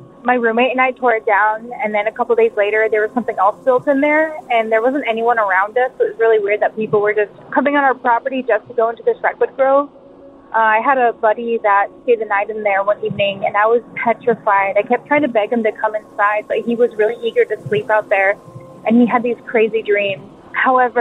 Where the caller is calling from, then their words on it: Big Sur, California, United States; I'm calling from Big